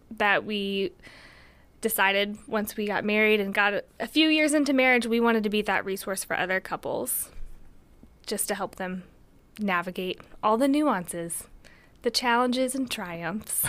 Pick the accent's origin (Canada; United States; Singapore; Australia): United States; Tennessee; also born or lived in Johnson City, Tennessee; I'm white, and I'm American from Tennessee